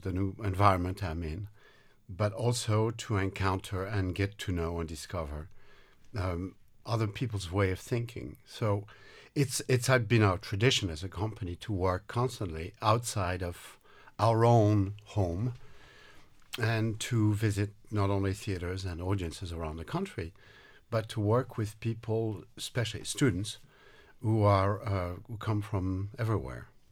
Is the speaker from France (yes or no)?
yes; France; also born or lived in Minnesota; now in United States; I'm originally from France